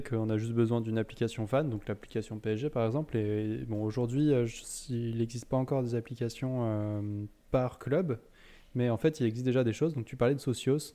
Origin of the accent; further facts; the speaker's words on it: Lyon, Auvergne-Rhône-Alpes, France; nous, on vient de Lyon